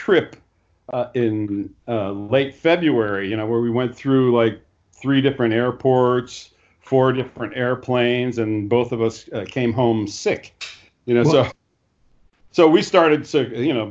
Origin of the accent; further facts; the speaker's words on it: Puerto Rico; growing up in Puerto Rico is kind of interesting